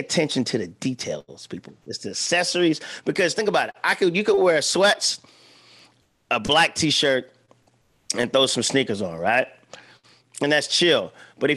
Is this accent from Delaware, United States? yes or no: yes; Milton, Delaware, United States; moved away; my hometown, Milton, Delaware